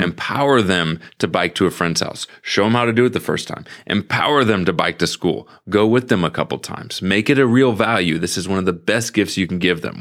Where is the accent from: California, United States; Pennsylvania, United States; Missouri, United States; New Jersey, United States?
Missouri, United States; St. Louis; growing up in Saint Louis, I was walking to the post office ev-, every day